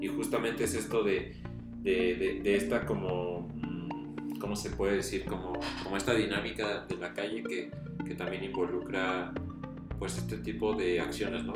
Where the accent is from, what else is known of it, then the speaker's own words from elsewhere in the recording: Mexico City, Mexico; el lugar donde, de donde soy, donde viví casi toda mi vida, pues en realidad vivo afuera de la ciudad